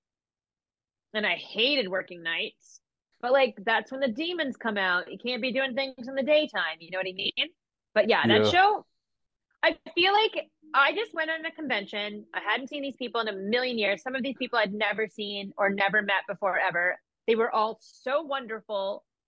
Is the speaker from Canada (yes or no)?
yes; Canada; I'm Canadian and we do things very differently in Canada